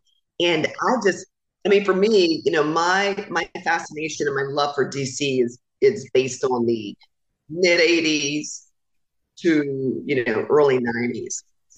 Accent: Indiana, United States; moved away as an adult; also born or lived in Washington, D.C.; because I was coming from Indiana, which, you know, doesn't have a lot of diversity necessarily.

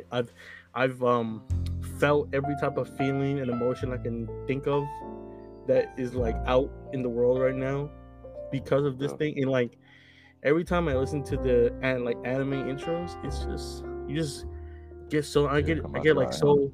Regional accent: New York City, New York, United States; also born or lived in Georgia; now in Massachusetts, United States; I am from Brooklyn, New York, born and raised there

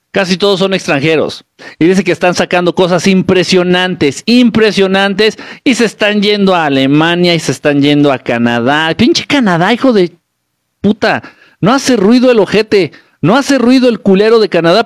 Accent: Guerrero, Mexico; now in Mexico City, Mexico; Yo soy de Guerrero, pero ahorita estoy acá en el centro, en la Ciudad de México

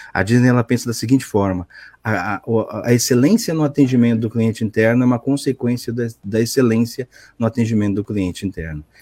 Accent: Santos, São Paulo, Brazil; Eu sou de Santos, Santos, São Paulo.

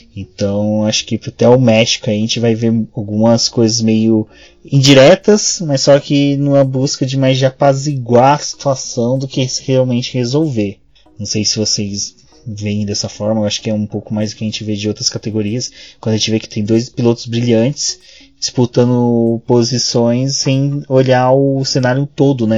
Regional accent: Brazil; a gente é brasileiro

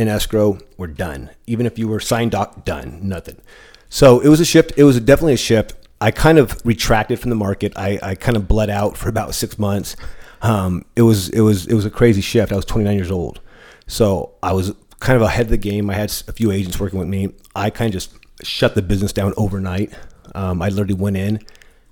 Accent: San Diego, California, United States; also born or lived in East County, San Diego; I'm born and raised in San Diego. I've been here. I'm 41 years old. Grew up in South Bay in San Isidro

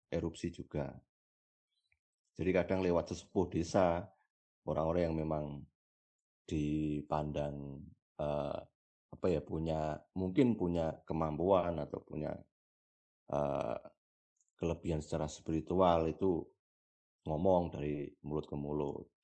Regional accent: Selo, Central Java, Indonesia; di desaku sendirilah di desaku lalu di daerah eh, Selo sebelah timur Merapi sebelah timur utara Merapi

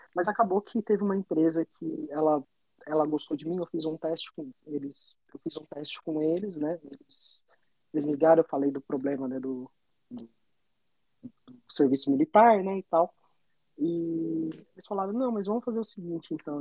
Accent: Indaiatuba, São Paulo, Brazil; now in Toronto, Canada; sou do interior de São Paulo, uma cidade chamada Indaiatuba, fica ali do ladinho de Campinas

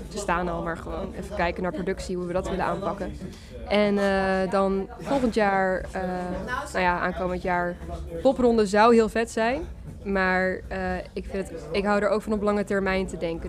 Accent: Groningen, Netherlands; now in Leeuwarden, Netherlands; We komen uit Groningen, maar we wonen allebei nu eh, nou ja, een tijdje in Leeuwarden

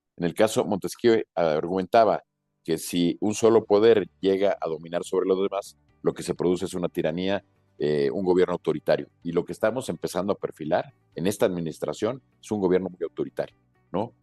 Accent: Mexico; como mexicanos

